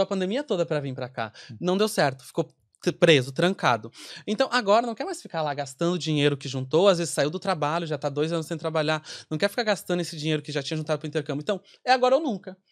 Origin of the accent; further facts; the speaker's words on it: Rio Grande do Sul, Brazil; moved away as an adult; now in Ireland; eu sou do Rio Grande do Sul, então quando eu vim pra cá